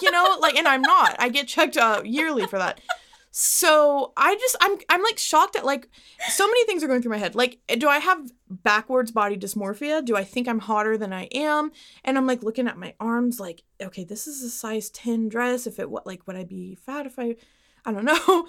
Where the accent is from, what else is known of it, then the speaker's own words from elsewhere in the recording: Dallas, Texas, United States; I'm born and raised in Dallas